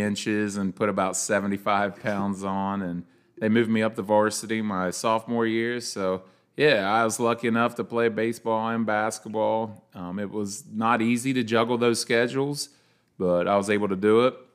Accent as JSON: {"language": "English", "town": "Leesburg", "country": "United States", "tie": "born or raised there", "said": "growing up in Leesburg"}